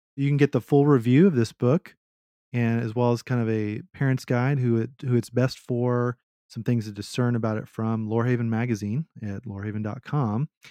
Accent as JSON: {"language": "English", "region": "Texas", "country": "United States", "said": "I am a Texan at heart"}